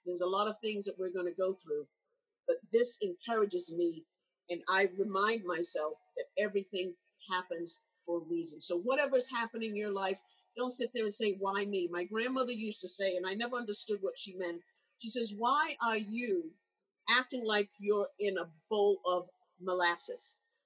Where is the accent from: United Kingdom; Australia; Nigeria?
United Kingdom; England; when I grew up in England